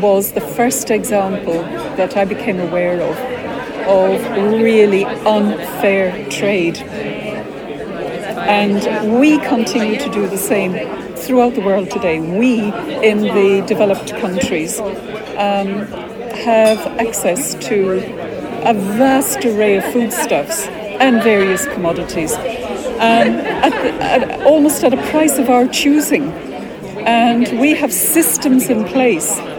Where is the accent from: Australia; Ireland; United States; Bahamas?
Ireland; now in Renfrewshire, United Kingdom; I'm originally Irish, though I haven't lived there for a very long time.